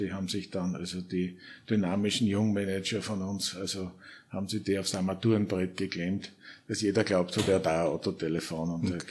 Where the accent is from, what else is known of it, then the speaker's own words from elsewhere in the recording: St. Pölten, Lower Austria, Austria; geboren 1953 in St. Pölten, äh, äh, Volksschule, Gymnasium in St. Pölten, Wirtschaftsuniversität